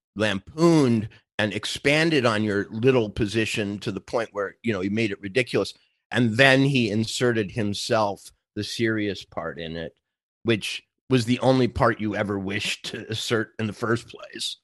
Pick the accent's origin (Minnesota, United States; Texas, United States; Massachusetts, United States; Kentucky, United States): Minnesota, United States; rural; moved away; also born or lived in New York; I grew up in Minnesota, we got the pa, uh, rural Minnesota